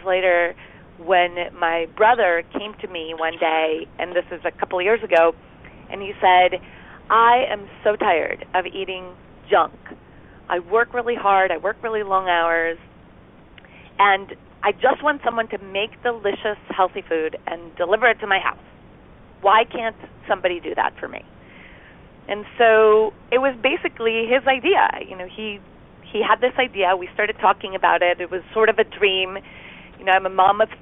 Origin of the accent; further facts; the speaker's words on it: Costa Rica; moved away as an adult; now in United States; grew up in Costa Rica